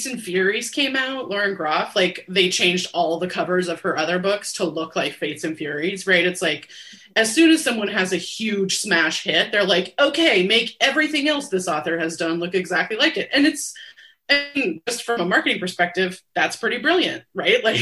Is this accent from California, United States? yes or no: yes; Bay Area, California, United States; I grew up in the Bay Area